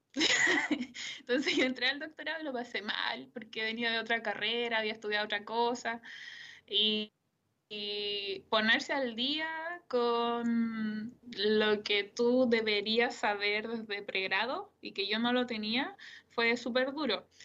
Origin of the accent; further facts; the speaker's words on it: Curepto, Maule, Chile; also born or lived in Columbus, Ohio, United States; yo soy de un pueblo, eh, soy de Curepto, entonces yo sabía que me tenía que ir de la casa para estudiar.